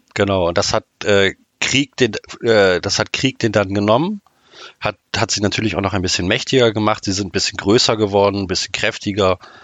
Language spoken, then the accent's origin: German; Oldenburg, Lower Saxony, Germany; ich komme aus dem schönen Oldenburg in der Nähe von Bremen